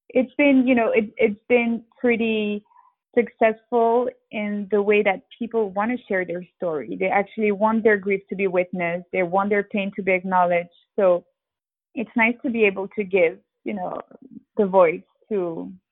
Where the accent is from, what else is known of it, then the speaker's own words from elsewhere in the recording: Geneva, Switzerland; moved away as an adult; also born or lived in Hong Kong / London / Sao Paulo; I did spend 20 years in Geneva, Switzerland. So I think Geneva is home for me because this is where I had all my childhood, teenage years. I went to school there. I went to college. My sisters still live there, and my dad still lived there.